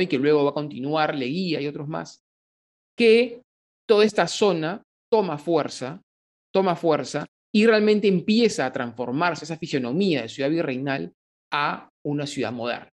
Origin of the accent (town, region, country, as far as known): Peru